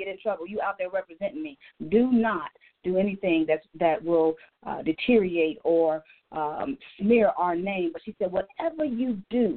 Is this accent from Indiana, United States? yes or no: yes; Gary, Indiana, United States; moved away as an adult; now in Atlanta, United States; I am a native from Gary, Indiana